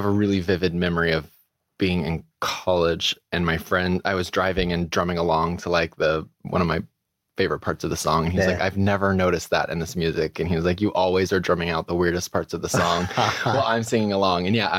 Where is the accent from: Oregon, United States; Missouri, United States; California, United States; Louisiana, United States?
Missouri, United States; also born or lived in Minnesota; Grew up in a small town in Missouri. I was born in Minnesota.